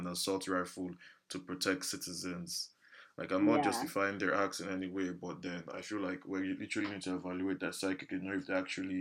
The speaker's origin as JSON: {"language": "English", "country": "Nigeria", "said": "lazy Nigerian youth"}